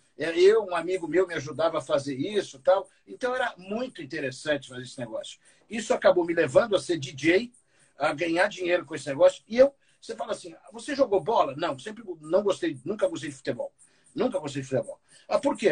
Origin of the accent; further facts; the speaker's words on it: São Paulo, Brazil; Eu fui criado no Campo Limpo, na periferia de São Paulo.